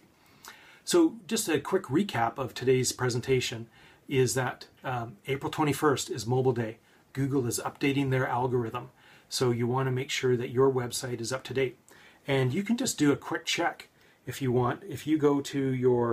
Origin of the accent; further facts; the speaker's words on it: Victoria, British Columbia, Canada; born or raised there